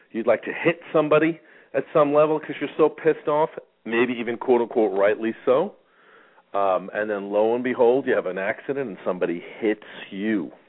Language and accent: English; New York, United States; I grew up in New York. We learned defensive driving anyway.